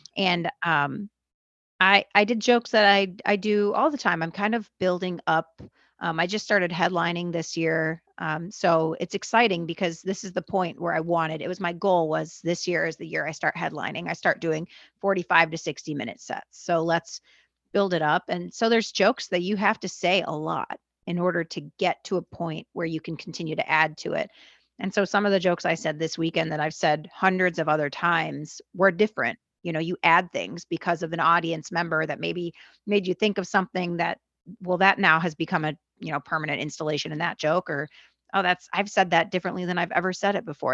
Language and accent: English; Los Angeles, California, United States; also born or lived in Argentina; I'm from where you're from